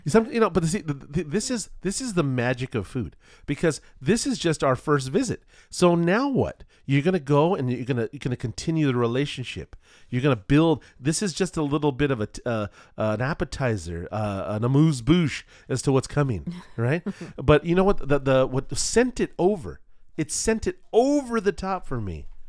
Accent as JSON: {"language": "English", "region": "California", "country": "United States", "said": "I'm not from Boston I'm not from back east we're not going to come from the Cape hmm. you know um, we are uh, Californians"}